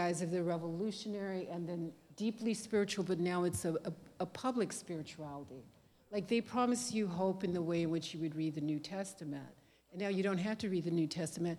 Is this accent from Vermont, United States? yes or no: no; Texas, United States; when I was growing up in Texas